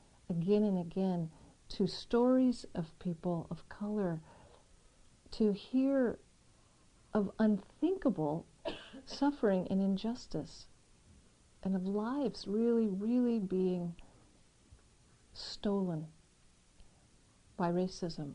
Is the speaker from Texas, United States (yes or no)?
no; San Diego, California, United States; moved away; So I grew up in San Diego, which we know is right next to Tijuana.